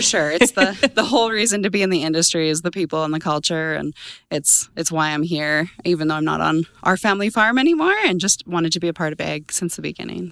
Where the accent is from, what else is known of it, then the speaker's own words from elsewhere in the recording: Brooks, Alberta, Canada; now in Arrowwood, Canada; I'm originally from Brooks, Alberta. Grew up on a family farm there